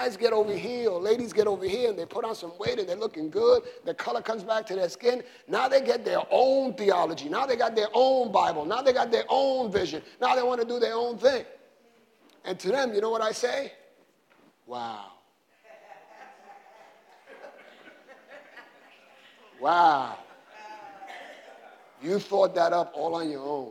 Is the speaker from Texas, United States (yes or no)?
no; New York City, New York, United States; I grew up in the South Side in the 60s and 70s